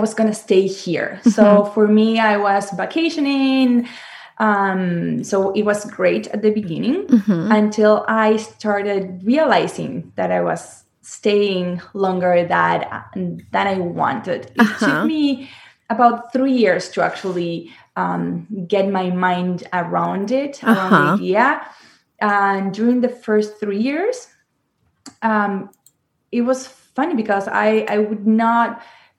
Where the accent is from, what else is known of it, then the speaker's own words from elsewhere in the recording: Argentina; moved away as an adult; now in Los Angeles, United States; I'm from Argentina